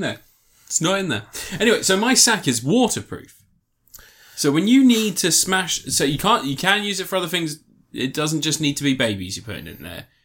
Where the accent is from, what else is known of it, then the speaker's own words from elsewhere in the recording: England, United Kingdom; we're English